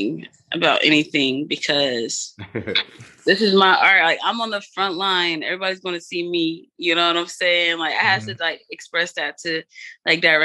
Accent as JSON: {"language": "English", "town": "Georgetown", "region": "Demerara-Mahaica", "country": "Guyana", "said": "I'm from Georgetown. I have to put my people on"}